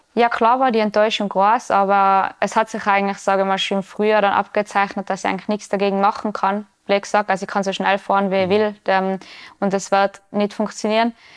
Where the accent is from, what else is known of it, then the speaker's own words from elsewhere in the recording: Tyrol, Austria; bei uns im Ötztal